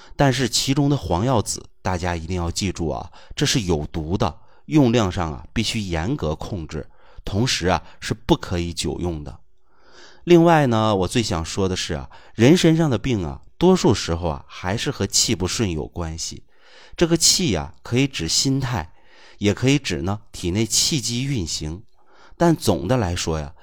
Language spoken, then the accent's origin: Chinese; China; 我们中国人的语言呐，其实是有学问的